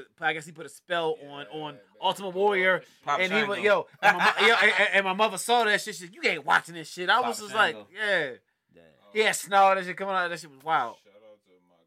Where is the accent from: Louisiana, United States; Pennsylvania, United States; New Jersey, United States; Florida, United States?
Florida, United States; I'm from Florida